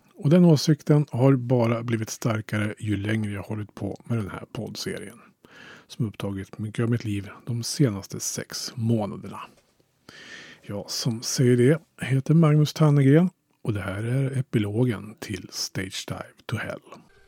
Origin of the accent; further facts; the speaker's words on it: Hallstahammar, Västmanland, Sweden; hemma i Hallstahammar.